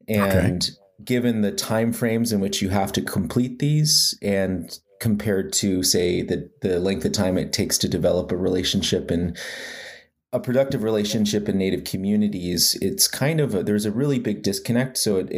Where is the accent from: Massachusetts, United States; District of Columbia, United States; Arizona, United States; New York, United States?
Arizona, United States; also born or lived in Lawrence, Kansas / Salie, Arizona; now in Tucson, United States; But I'm originally from the Navajo Nation in northeastern Arizona. I grew up in a few places, Lawrence, Kansas, and a place called Salie, Arizona. I live in Tucson now